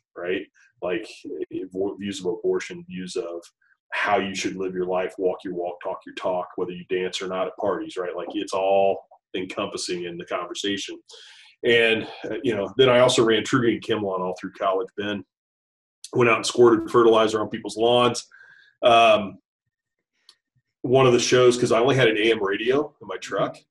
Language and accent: English; Kettering, Ohio, United States; also born or lived in Beavercreek, Ohio / Dayton, Ohio; I grew up in Dayton, Ohio area. Uh, born and raised in Kettering and Beaver Creek, uh, Ohio.